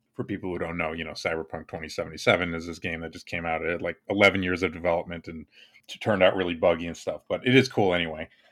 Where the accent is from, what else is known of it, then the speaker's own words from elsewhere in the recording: United States; I'm American